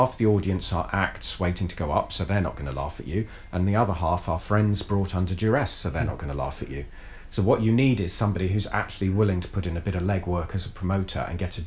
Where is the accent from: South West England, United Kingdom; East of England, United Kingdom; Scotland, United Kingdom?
East of England, United Kingdom; Watford; moved away as an adult; also born or lived in Southampton; I grew up in Watford, in Hertfordshire, which is an overflow of London.